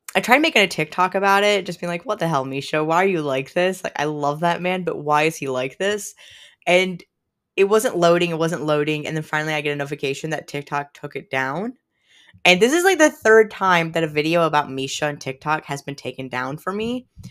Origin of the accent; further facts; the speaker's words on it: United States; I grew up right on Lake Champlain for a very good chunk of my life